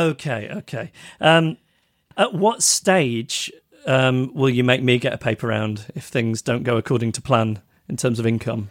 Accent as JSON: {"language": "English", "country": "United Kingdom", "said": "us Brits"}